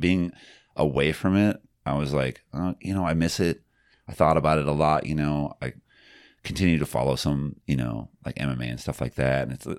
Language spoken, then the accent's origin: English; South Dakota, United States; I grew up in the Black Hills.